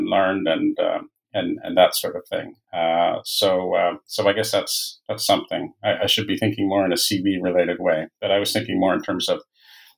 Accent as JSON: {"language": "English", "town": "Toronto", "region": "Ontario", "country": "Canada", "tie": "born or raised there", "moved": "as an adult", "lives_now": "France", "said": "I'm Canadian. I was born and raised in Toronto"}